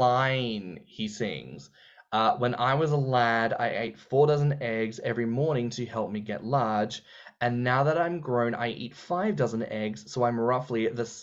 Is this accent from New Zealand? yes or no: no; Australia; I'm a millennial from Australia